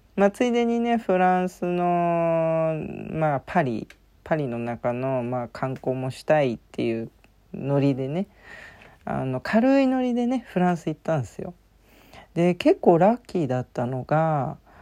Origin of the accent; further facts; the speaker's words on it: Japan; 私、ジャパンって言ったんですよ